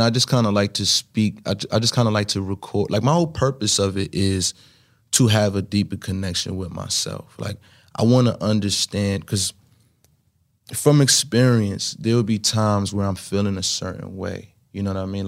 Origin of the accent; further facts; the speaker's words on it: New York City, New York, United States; was kid growing up in Brooklyn